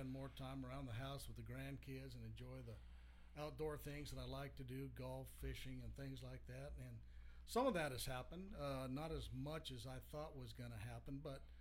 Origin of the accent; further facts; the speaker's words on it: Colorado, United States; moved away; Colorado originally, and and we still have a lot of family on both sides back there.